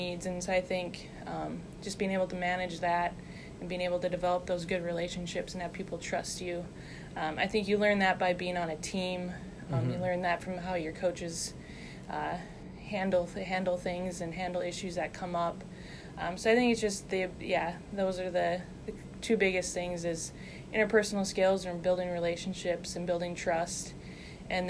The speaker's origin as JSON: {"language": "English", "country": "United States", "tie": "born or raised there", "moved": "as an adult", "said": "University of North Dakota, just a half hour down the road. North Dakota State is an hour away from my hometown"}